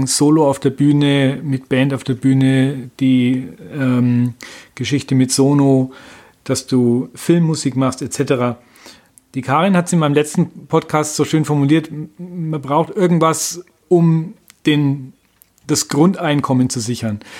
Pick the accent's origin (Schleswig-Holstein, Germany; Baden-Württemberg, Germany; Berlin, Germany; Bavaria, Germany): Bavaria, Germany; Nuremberg; bei uns in Nürnberg